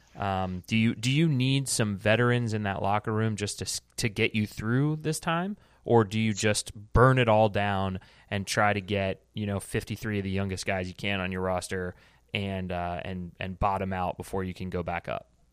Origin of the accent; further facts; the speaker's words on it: United States; we are American